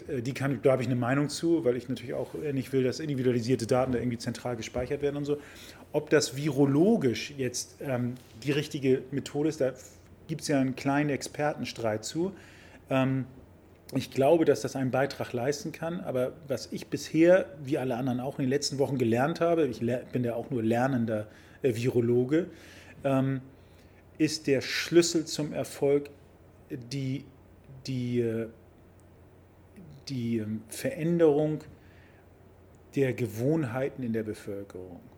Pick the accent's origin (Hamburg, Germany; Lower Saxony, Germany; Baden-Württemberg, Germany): Hamburg, Germany; Ich bin ja ein Kind des Hamburger Südens, das ist ja meine Heimat hier